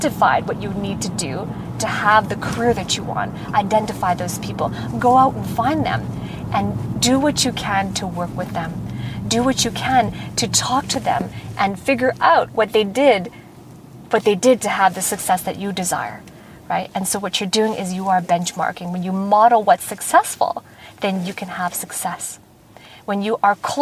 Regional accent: Vancouver, British Columbia, Canada; in my hometown in Vancouver

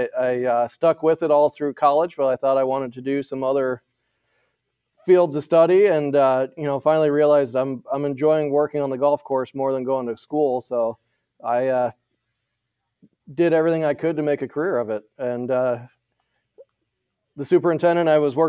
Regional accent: Moline, Illinois, United States; Well, I grew up in Western Illinois, right next to John Deere corporate headquarters in Moline, Quad Cities area.

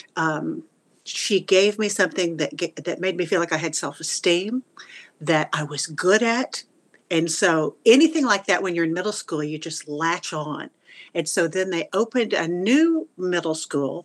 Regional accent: Houston, Texas, United States; moved away as an adult; also born or lived in Wichita Falls, Texas; now in Florida, United States; we moved away from Wichita Falls and we went to the Houston area when I was about ten

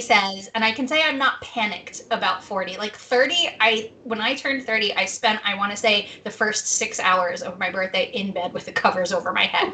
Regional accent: New Jersey, United States; moved away; My hometown in New Jersey

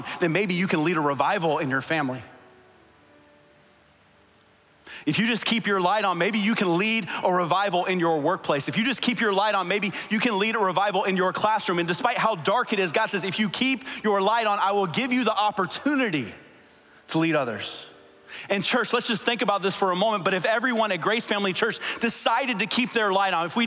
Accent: South Florida, United States; I grew up in South Florida

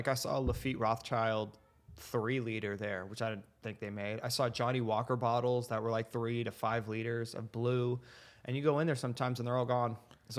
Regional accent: Canada; Being that like I grew up in summer in Canada, the accents get very thick depending on where you're coming from. But I was closer to Quebec, so we got a lot of the French Canadian accent going on.

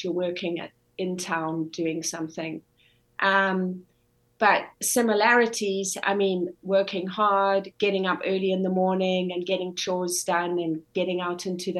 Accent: Zimbabwe; moved away as an adult; also born or lived in South Africa / South Carolina, United States; now in Iowa, United States; I grew up in Zimbabwe, and got my bachelor's degree in South Africa, and then went back to Zimbabwe

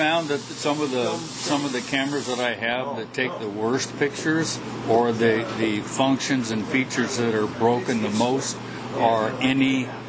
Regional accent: Vancouver, Washington, United States; I'm from Vancouver.

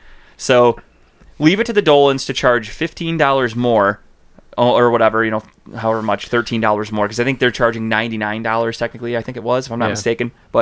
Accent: Cleveland, Ohio, United States; where are you from? And I go, Cleveland.

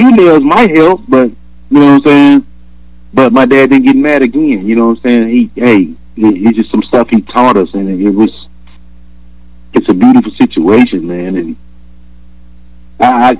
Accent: Detroit, Michigan, United States; also born or lived in Alabama; I'm from Alabama, raised in Detroit

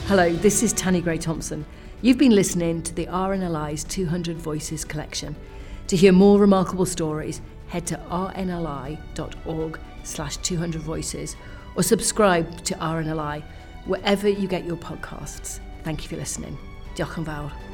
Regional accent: Porthcawl, Wales, United Kingdom; I was brought up in Porthcawl, which is just down the road from here, from Barry, and so I, I lived by the sea all you know all the years I was growing up

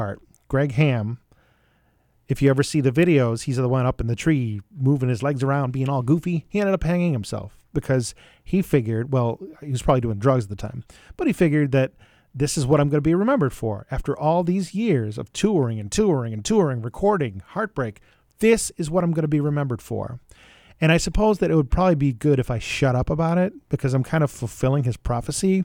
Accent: Buffalo, New York, United States; where I grew up in Buffalo, New York

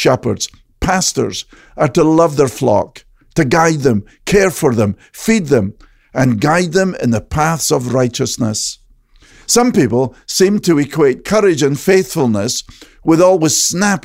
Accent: Scotland, United Kingdom; the shepherds I knew growing up in Scotland

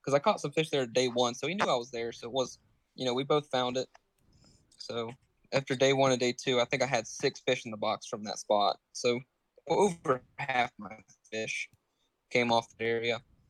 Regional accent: Myrtle Beach, South Carolina, United States; Myrtle Beach, South Carolina.

